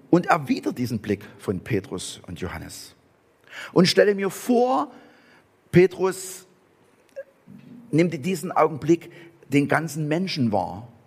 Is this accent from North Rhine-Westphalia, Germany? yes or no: no; Saxony, Germany; accent: Saxon; ich spreche Sächsisch, aber ich werde auf Angelsächsisch übersetzt.